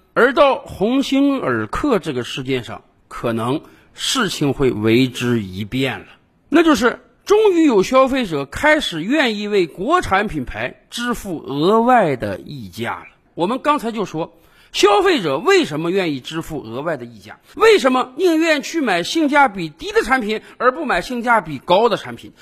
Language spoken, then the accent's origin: Chinese; China